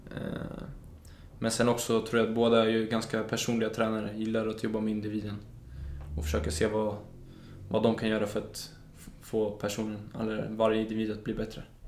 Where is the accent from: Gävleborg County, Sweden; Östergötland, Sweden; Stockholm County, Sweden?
Stockholm County, Sweden; Solna; also born or lived in Danderyd; Danderyds sjukhus, men jag är uppvuxen i Solna